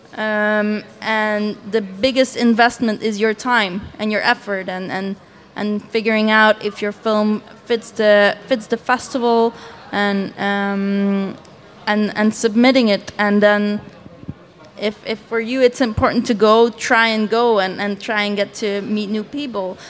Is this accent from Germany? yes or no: no; Belgium; I am from Belgium and I live in Ghent.